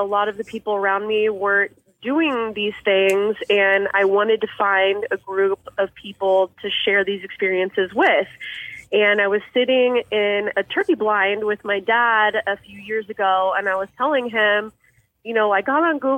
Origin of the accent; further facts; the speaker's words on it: Overland Park, Kansas, United States; I've actually grown up most of my life in Overland Park, Kansas, so I'm pretty close to Kansas City